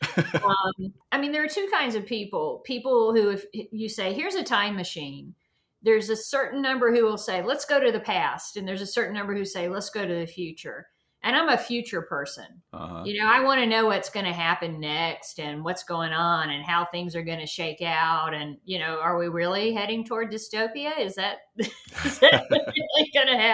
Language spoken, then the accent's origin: English; the South, United States; now in Atlanta, United States; I come from the South